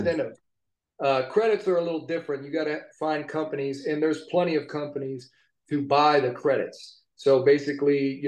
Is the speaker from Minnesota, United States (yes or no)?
no; Cincinnati, Ohio, United States; moved away as an adult; also born or lived in New York City / Los Angeles; we are both from Cincinnati. We've always wanted to film in our hometown